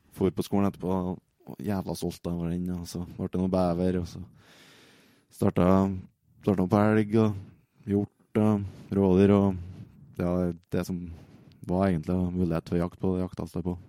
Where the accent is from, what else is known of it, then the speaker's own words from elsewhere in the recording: Overhalla, Trøndelag, Norway; Jeg kommer fra Overhalla.